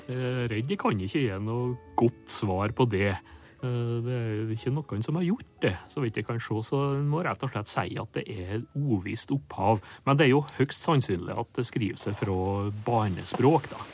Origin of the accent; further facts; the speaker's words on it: Nordmøre, Møre og Romsdal, Norway; Der jeg kommer fra på Nordmøre